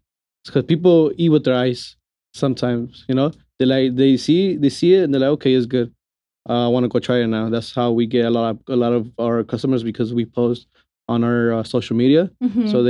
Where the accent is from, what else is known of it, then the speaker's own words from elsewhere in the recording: Los Angeles, California, United States; now in Las Vegas, United States; So if you guys ask why the 323 is, because we come from Los Angeles. So that's why we have the 323 area code compared to everybody that has a 702.